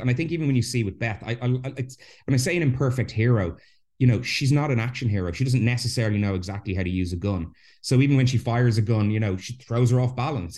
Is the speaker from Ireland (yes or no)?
yes; Ireland; I'm Irish. I was raised a Catholic